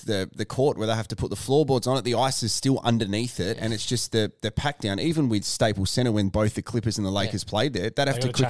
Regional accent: South Australia, Australia; we as South Australian sporting fans have a massive chip on our shoulder where we think Victoria's out to get us

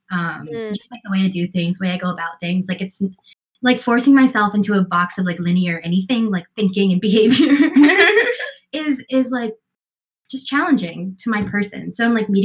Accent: Denver, Colorado, United States; now in New York City, United States; I am originally from Denver, Colorado

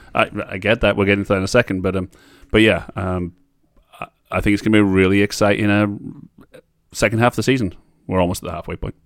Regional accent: Barrow-in-Furness, North West England, United Kingdom; I absolutely am from there. I was born there.

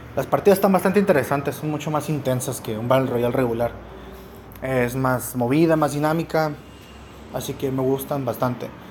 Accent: Mexico; somos los mexicanos y los latinos en general

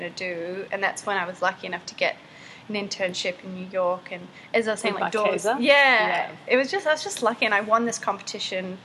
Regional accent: Hong Kong; moved away; I grew up in Hong Kong

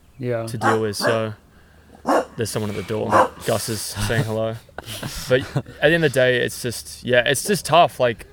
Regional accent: Australia; moved away; As an Australian

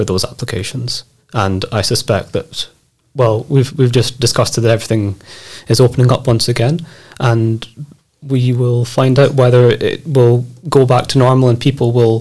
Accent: Scotland, United Kingdom; moved away as an adult; now in Krakow, Poland; I am from Scotland and I've been living in Krakow for about 3 years now, almost.

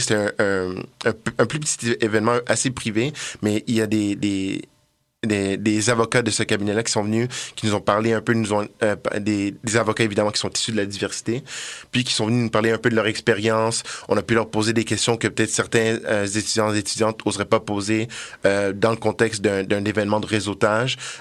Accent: Montreal, Quebec, Canada; moved away as an adult; now in Quebec City, Canada; je viens de Montréal

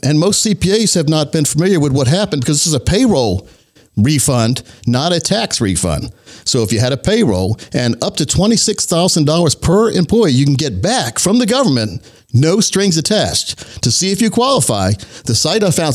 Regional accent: Laurinburg, North Carolina, United States; I grew up in Laurinburg, North Carolina, a very, very small town in Scotland County

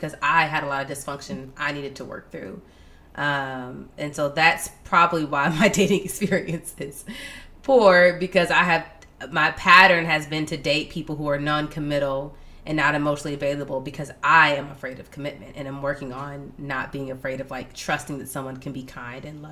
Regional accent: Atlanta, Georgia, United States; now in Washington, D.C., United States; We're both from Atlanta

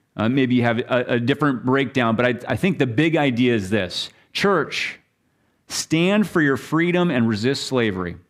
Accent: Minnesota, United States; I'm from Minnesota and all the lakes

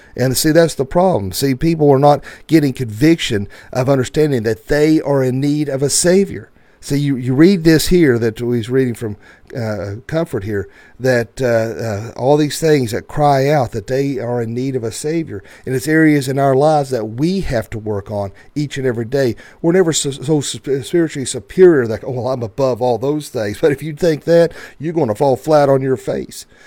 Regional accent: the Bible Belt, the South, United States; where we grew up in the Bible Belt

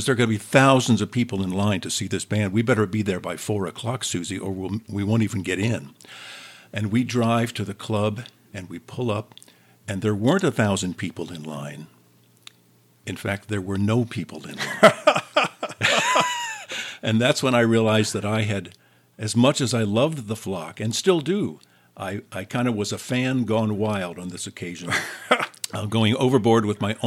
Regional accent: Jennings, Missouri, United States; we lived and grew up in the same community of Jennings, Missouri

